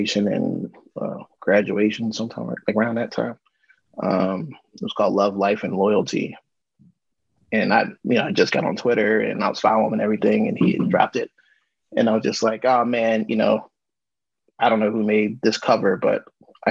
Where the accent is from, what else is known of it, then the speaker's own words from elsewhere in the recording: Frederick, Maryland, United States; I'm a guy from Frederick, Maryland.